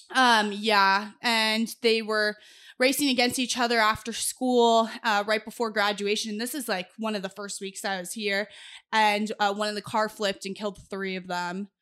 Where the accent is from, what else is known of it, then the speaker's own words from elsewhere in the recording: Los Angeles, California, United States; moved away as an adult; also born or lived in Boise; now in Corpus Christi, United States; I tell them Los Angeles 'cause that's where I'm born and raised